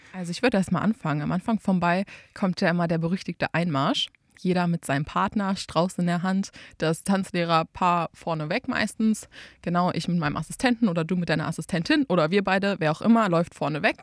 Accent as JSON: {"language": "German", "town": "Einbeck", "region": "Lower Saxony", "country": "Germany", "said": "ich komme aus Einbeck und war in Einbeck in der Tanzschule"}